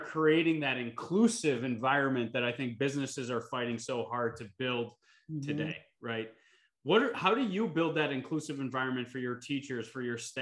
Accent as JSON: {"language": "English", "town": "Elmira", "region": "New York", "country": "United States", "said": "I'm from Elmira. It's a small town."}